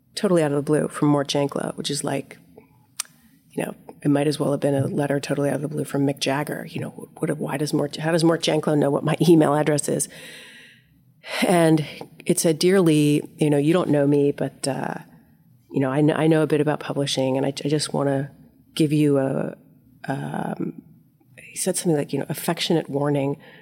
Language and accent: English; Delaware, United States; moved away; I'm from Delaware